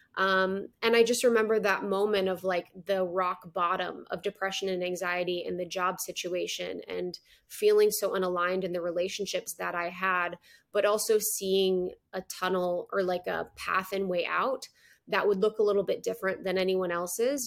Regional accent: Midwest, United States; moved away; also born or lived in Chicago; I'm from the Midwest

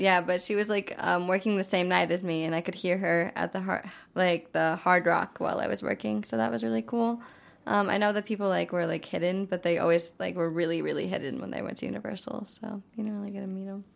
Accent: South Dakota, United States; moved away; I'm from South Dakota, originally. Um, it's like this really small town with, like, four hundred people that I went to school

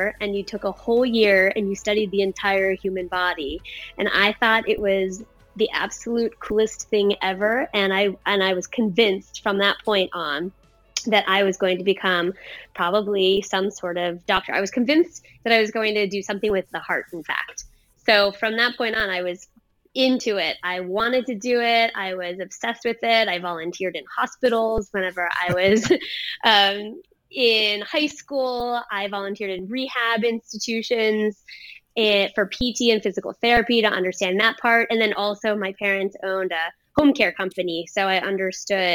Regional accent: Pittsburgh, Pennsylvania, United States; moved away as an adult; also born or lived in North Carolina; I grew up in Pittsburgh, Pennsylvania, a suburb outside of Pittsburgh called Fox Chapel.

